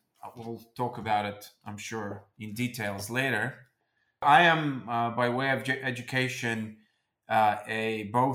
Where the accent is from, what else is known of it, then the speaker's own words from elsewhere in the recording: Moscow, Russia; also born or lived in London / New York; I am Russian, born and raised in Moscow